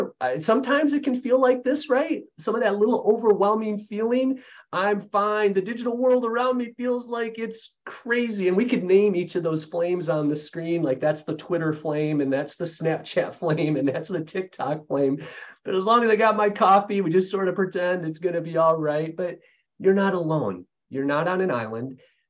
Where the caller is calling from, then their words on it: Grand Rapids, Michigan, United States; I'm joining you from Grand Rapids, Michigan area.